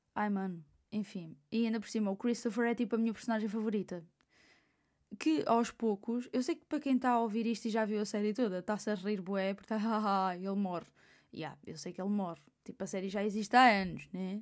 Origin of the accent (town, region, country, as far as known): Portugal